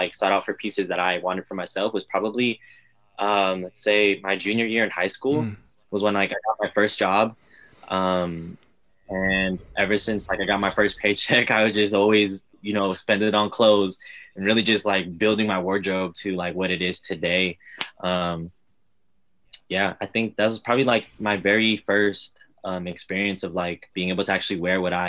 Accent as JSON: {"language": "English", "town": "Richmond", "region": "California", "country": "United States", "tie": "born or raised there", "said": "I'm born and raised in the Bay Area. Been here my whole life."}